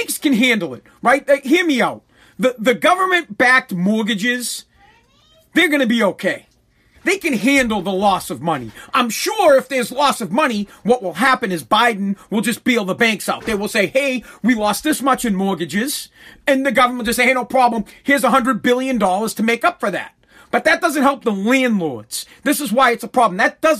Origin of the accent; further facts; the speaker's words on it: Massachusetts, United States; I'm from Massachusetts.